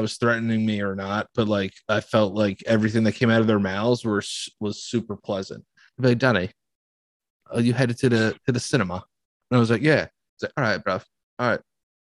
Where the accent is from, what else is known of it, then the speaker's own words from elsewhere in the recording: New York City, New York, United States; I was like, New York City. Like, it was definitely more welcoming because we were from a big city.